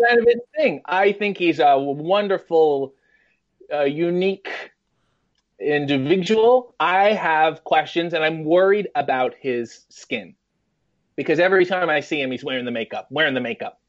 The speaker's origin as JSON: {"language": "English", "town": "Richmond Hill", "region": "Ontario", "country": "Canada", "tie": "born or raised there", "said": "a little town called Richmond Hill, Ontario, which is basically, it's a suburb of Toronto"}